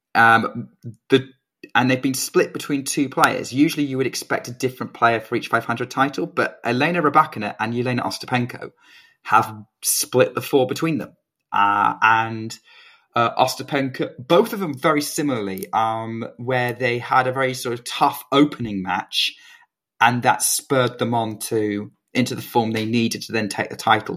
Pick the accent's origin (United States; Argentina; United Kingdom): United Kingdom; as a Brit